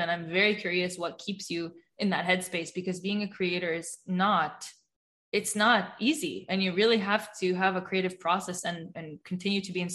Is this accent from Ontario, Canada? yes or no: yes; Toronto, Ontario, Canada; born or raised there